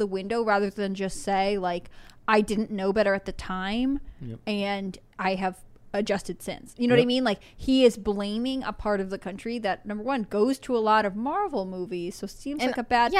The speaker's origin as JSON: {"language": "English", "region": "Arkansas", "country": "United States", "said": "I know exactly who I can blame for this because I am white and from Arkansas, the South, or Middle America."}